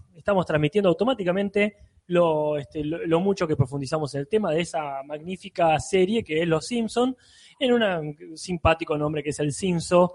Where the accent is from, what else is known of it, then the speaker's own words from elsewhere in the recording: La Plata, Buenos Aires Province, Argentina; lo que somos acá de La Plata